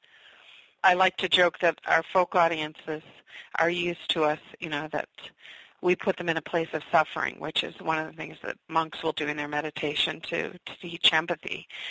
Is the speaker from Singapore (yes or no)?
no; Moradabad, Uttar Pradesh, India; born there; I was born in Moradabad, India